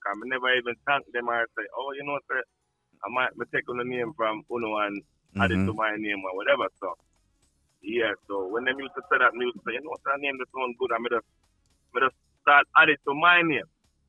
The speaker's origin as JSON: {"language": "English", "town": "New York City", "region": "New York", "country": "United States", "tie": "born or raised there", "also_born_or_lived": "Saint Ann, Jamaica", "said": "born in Jamaica, but I grew up in Brooklyn, New York City"}